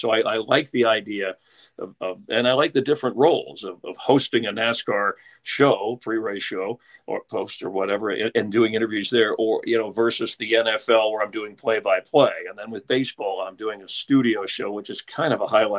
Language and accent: English; Miami, Florida, United States; moved away as an adult; also born or lived in New Orleans; growing up in Miami, back at the time I was there, South Florida, working